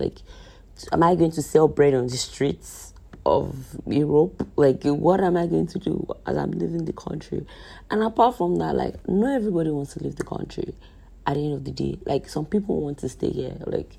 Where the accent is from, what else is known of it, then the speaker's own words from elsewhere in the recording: Nigeria; So today's episode, as you can tell already, is just life as a Nigerian, right? As in life as a young adult living in Nigeria.